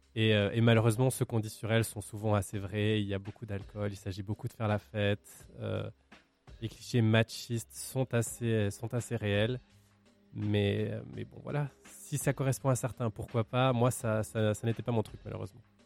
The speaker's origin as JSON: {"language": "French", "region": "Valais", "country": "Switzerland", "tie": "born or raised there", "said": "je suis originaire du Valais"}